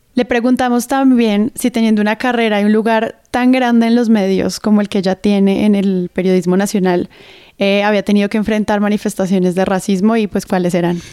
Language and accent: Spanish; Colombia; como colombianos